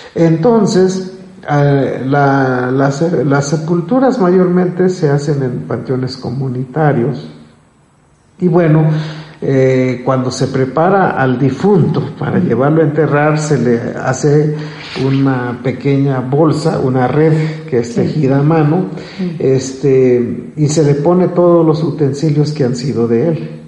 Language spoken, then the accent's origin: Spanish; Chenalhó, Chiapas, Mexico; en mi pueblo, en Chenaló